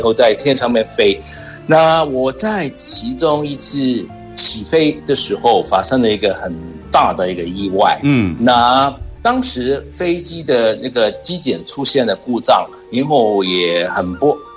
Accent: Hong Kong; 我是来自香港的

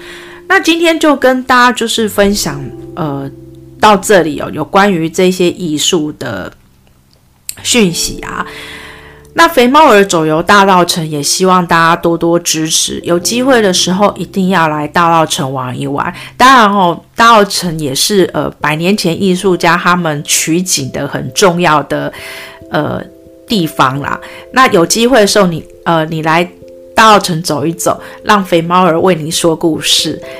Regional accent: Taipei, Taiwan; 毕竟我是从 我在台北长大的，

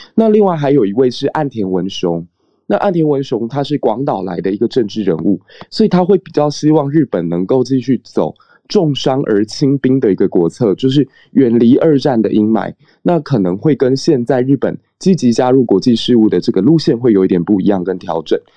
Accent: Taiwan; 身为台湾人

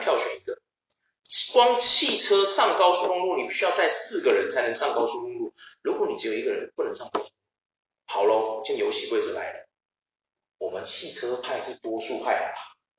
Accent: Taiwan; moved away; also born or lived in Australia; 我们台湾人

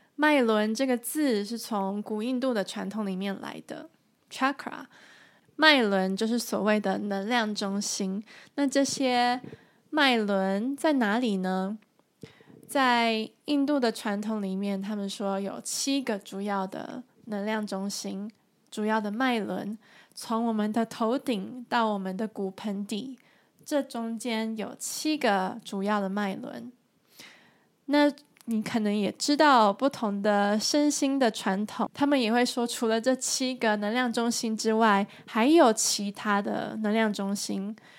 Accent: Taiwan; now in Germany; 我现在住在德国，而我来自台湾

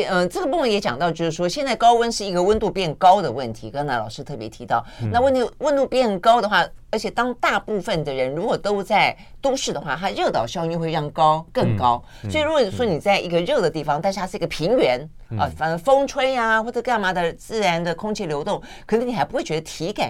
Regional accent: Tainan, Taiwan; now in Taipei, Taiwan; 因为因为我是台南来的孩子嘛，其实我我到台北之后很很久很久很久以后，

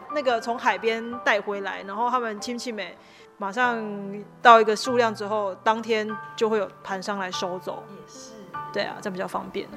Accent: Tainan, Taiwan; moved away; 我希望还是可以记录我们这边以前的历史，或是曾经有过的故事

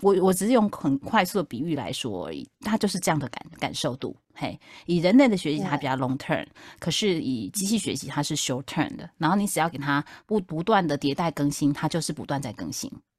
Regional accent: Taipei, Taiwan; now in South Taiwan; 你知道我从台北嫁到南台湾来

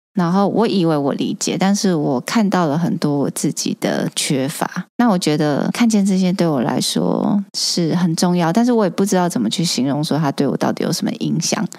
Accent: Taiwan; 我们绝对会说我们是台湾人

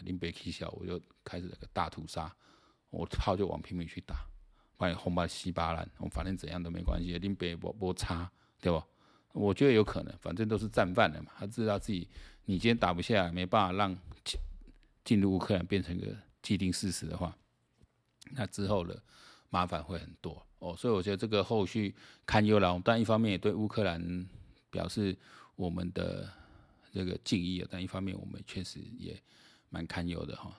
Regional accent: Taiwan; 我们台湾人

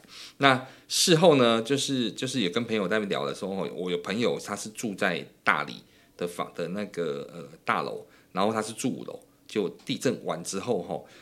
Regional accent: Taichung, Taiwan; 我老家也是在台中，我在太平，那其实也是重灾区。

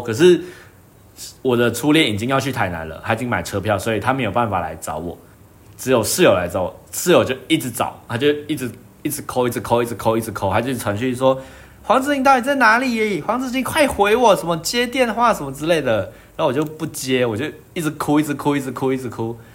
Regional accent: Malaysia; moved away as an adult; now in Taiwan; 我是马来西亚人

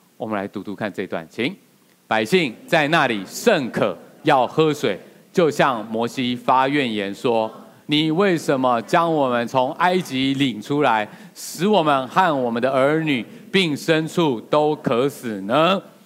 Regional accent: Taiwan; 我们台湾人

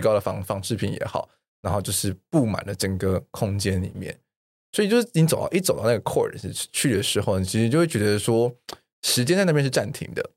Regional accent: Taiwan; 我们比较知道我们自己所谓的台湾人是谁了

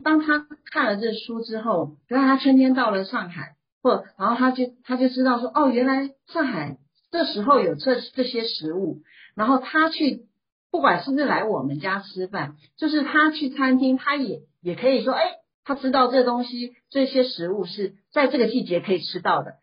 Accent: Taiwan; moved away as an adult; now in Shanghai, China; 我先生是上海人，他是道地的上海人，那我就是台，我是台湾人，那就是上海媳妇

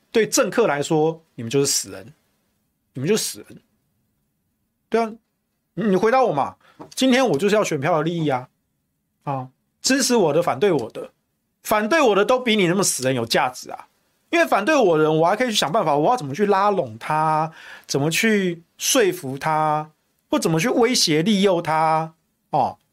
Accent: Taichung, Taiwan; now in Taipei, Taiwan; 我是台中人，因为我户籍到现在都还在台中

